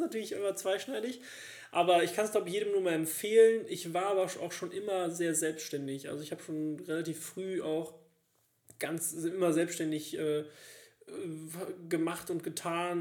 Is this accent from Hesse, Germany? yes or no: no; Cologne, North Rhine-Westphalia, Germany; Als Kölner